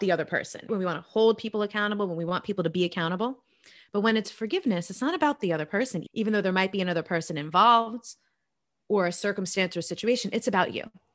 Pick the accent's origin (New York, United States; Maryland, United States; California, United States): New York, United States; I'm originally from New York